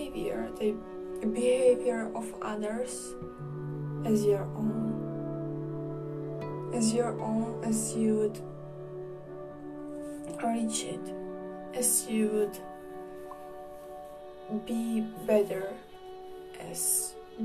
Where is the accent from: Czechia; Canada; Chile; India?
Czechia; I am from the Czech Republic